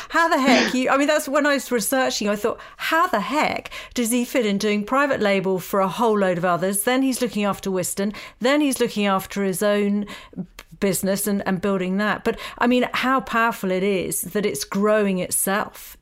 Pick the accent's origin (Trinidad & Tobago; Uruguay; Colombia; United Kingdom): United Kingdom; Essex, East of England; I come from Essex